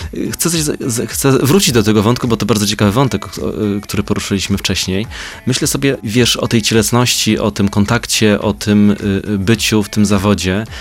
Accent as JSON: {"language": "Polish", "town": "Kraków", "region": "Lesser Poland", "country": "Poland", "said": "ja z Krakowa jestem"}